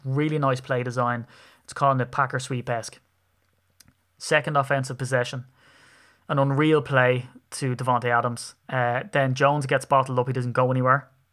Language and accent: English; Ireland; I'm an Irishman